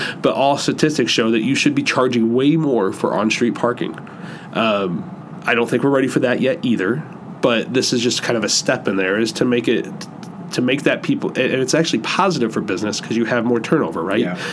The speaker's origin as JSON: {"language": "English", "town": "Downs", "region": "Illinois", "country": "United States", "tie": "born or raised there", "also_born_or_lived": "Bloomington, Illinois / West Palm Beach, Florida / St. Louis", "said": "I grew up in Downs, uh, which, you know, 10, 15 minutes south of Bloomington"}